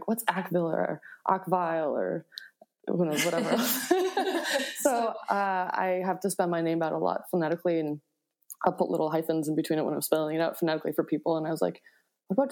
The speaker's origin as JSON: {"language": "English", "town": "Buffalo", "region": "New York", "country": "United States", "tie": "born or raised there", "said": "I grew up in Buffalo, New York"}